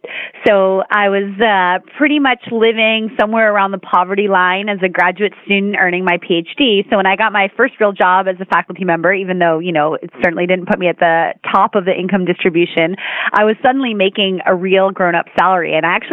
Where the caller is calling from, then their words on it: Vancouver, British Columbia, Canada; I sure am. I'm in Vancouver where it is a cool and cloudy day.